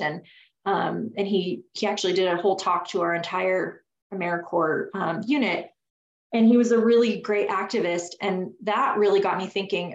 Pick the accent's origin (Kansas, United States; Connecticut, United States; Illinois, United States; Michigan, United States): Connecticut, United States; I grew up in Connecticut. That's where I'm from.